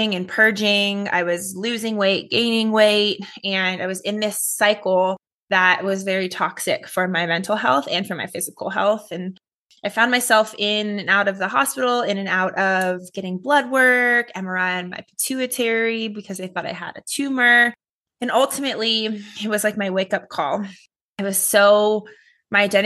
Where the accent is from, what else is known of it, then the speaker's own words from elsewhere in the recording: Los Angeles, California, United States; I grew up in Los Angeles, California